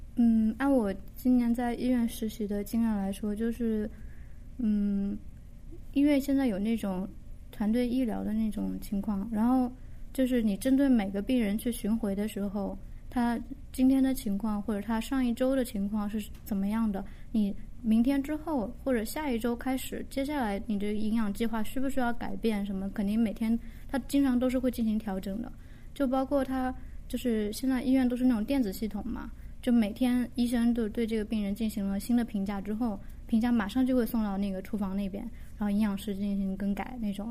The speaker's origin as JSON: {"language": "Chinese", "region": "Jiangxi", "country": "China", "moved": "yes", "lives_now": "Japan", "said": "我是江西人，然后我是一，二零一零年来的日本，今年是第六年，然后前一年多是在语言学校，然后准备了一年的考试，上的现在的学校，今年是大四"}